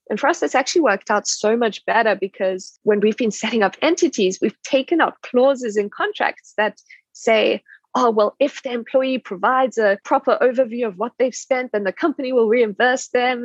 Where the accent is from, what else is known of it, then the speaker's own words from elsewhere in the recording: South Africa; moved away; I'm South African